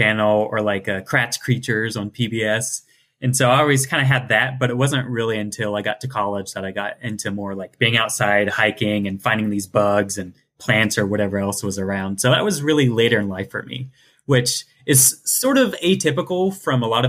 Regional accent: Ohio, United States; I'm from Ohio and the ocean is a bit far away.

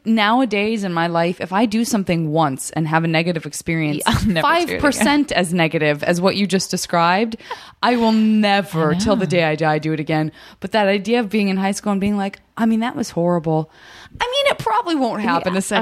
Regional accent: Tucson, Arizona, United States; I'm from Tucson

